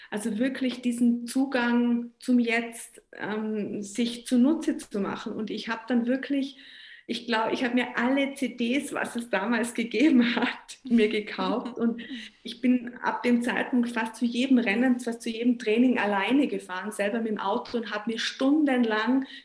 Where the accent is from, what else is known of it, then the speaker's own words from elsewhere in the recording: Tyrol, Austria; äh, ich habe so schöne Swarovski-Sterne ähm, bei mir zu Hause als Tirolerin.